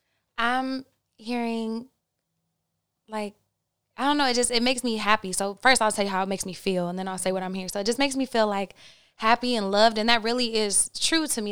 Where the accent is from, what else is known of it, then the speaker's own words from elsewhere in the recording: Oklahoma, United States; I'm from Oklahoma